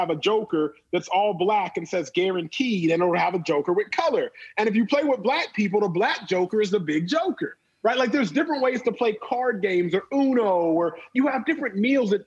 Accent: Texas, United States; born or raised there

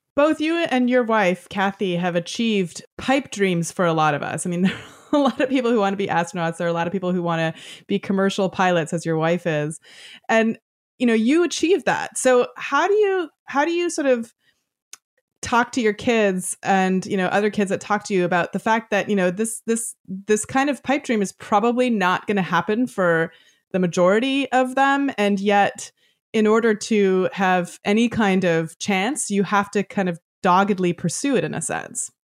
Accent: Toronto, Ontario, Canada; as a Canadian girl growing up just, uh, in Toronto

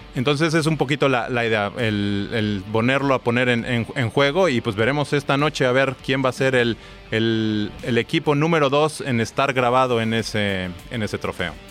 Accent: Mexico; soy mexicano

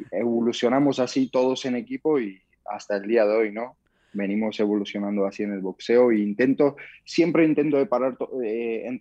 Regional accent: Georgia; Spanish is a second language; also born or lived in Germany; now in Spain; Bueno, pues yo soy de origen de Georgia, mis padres son de origen de Georgia, nací en Alemania, entonces, mis comienzos en el deporte fueron en Georgia

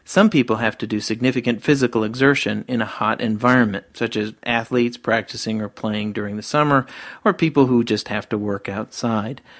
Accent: Georgia, United States; those of us living in my home state of Georgia

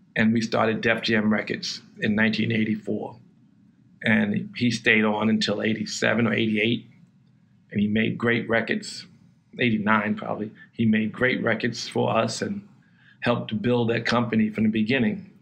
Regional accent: New York City, New York, United States; I grew up in Queens. Um, it was a lower middle class neighborhood.

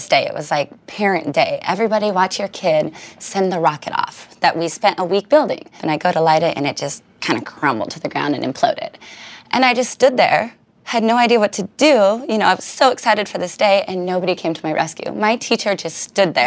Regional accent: Richland, Washington, United States; It employs my entire town, the Hanford nuclear reactor

